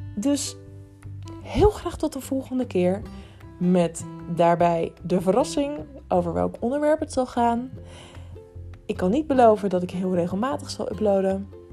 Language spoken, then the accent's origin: Dutch; Rotterdam, South Holland, Netherlands; moved away; Het is de stad waar ik vandaan kom.